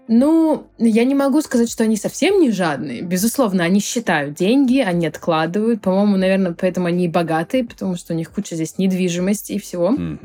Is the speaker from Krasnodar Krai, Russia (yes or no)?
yes; Krasnodar, Krasnodar Krai, Russia; moved away as an adult; now in Barcelona, Spain; я выходец из Краснодара, и там у меня была своя онлайн-школа